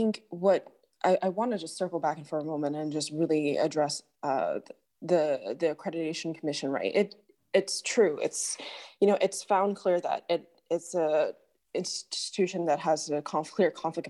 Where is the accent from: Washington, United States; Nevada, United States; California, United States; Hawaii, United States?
California, United States; San Francisco; as a child of Chinese Vietnamese refugees born and raised in San Francisco